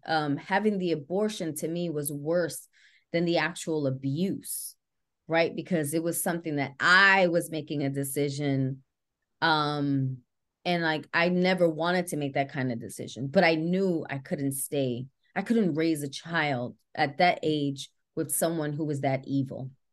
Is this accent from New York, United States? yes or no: yes; New York City, New York, United States; I grew up in the Bronx, uh, born and raised